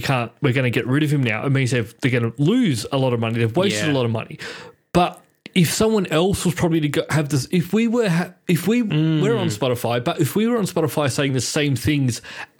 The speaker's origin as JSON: {"language": "English", "country": "Australia", "said": "Because we come from Australia"}